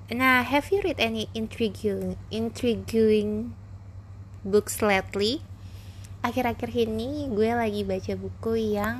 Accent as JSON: {"language": "Indonesian", "town": "Parung Panjang", "region": "West Java", "country": "Indonesia", "tie": "born or raised there", "also_born_or_lived": "Rangkasbitung", "said": "gue lahirnya di Rangkas gue juga pernah tinggal di Rangkas Bitung uh, di Banten gitu kan itu dari SD kelas kelas 2 sampai kelas 6 gue di Rangkas abis itu gue cowok lagi ke Parung"}